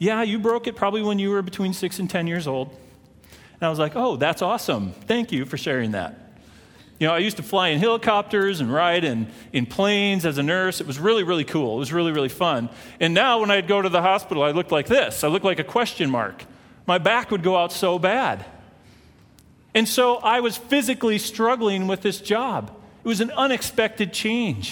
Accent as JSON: {"language": "English", "region": "Minnesota", "country": "United States", "moved": "yes", "said": "I'm from Minnesota"}